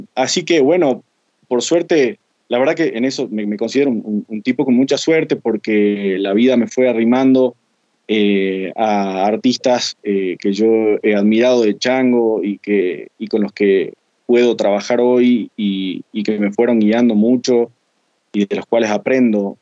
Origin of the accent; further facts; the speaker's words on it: Jujuy, Argentina; tengo 28 años, soy de Jujuy